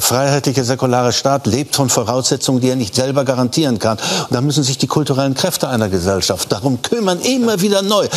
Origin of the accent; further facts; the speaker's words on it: East Germany, Germany; unsere Integrationsaufgabe als Ostdeutsche